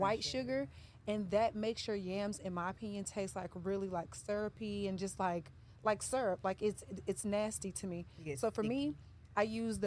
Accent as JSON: {"language": "English", "region": "the South", "country": "United States", "said": "I'm from the South, and we eat spaghetti as the main course"}